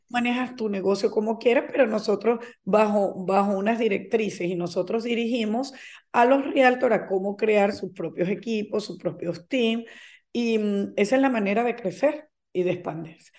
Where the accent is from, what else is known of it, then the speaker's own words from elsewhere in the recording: Venezuela; moved away as an adult; now in Florida, United States; yo soy venezolana de nacimiento, eh, tengo 23 años viviendo en Estados Unidos, específicamente en la Florida